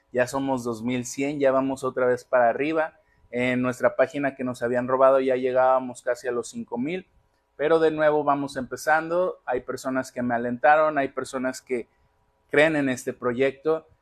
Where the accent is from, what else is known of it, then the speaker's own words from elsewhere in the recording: Magdalena, Jalisco, Mexico; now in Colima, Mexico; Magdalena, Jalisco, de donde yo soy